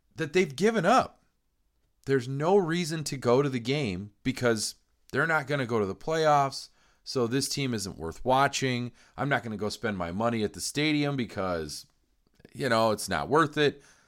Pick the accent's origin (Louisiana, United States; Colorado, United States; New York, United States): Colorado, United States; Greeley; we grew up in Greeley